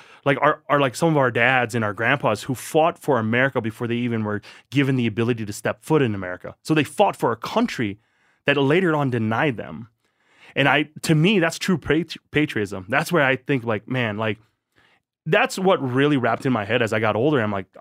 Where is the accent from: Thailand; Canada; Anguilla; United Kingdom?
Thailand; born there; I'm not considered a citizen of Thailand, you know, but I was born in Thailand. So I am.